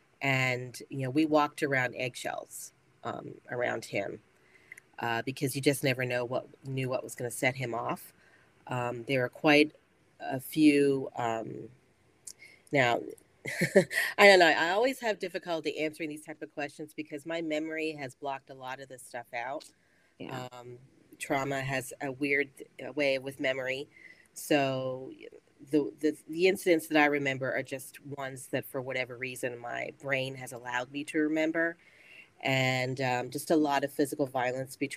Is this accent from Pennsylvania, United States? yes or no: yes; South Central Pennsylvania, United States; I'm a native Pennsylvanian, born and raised in South Central area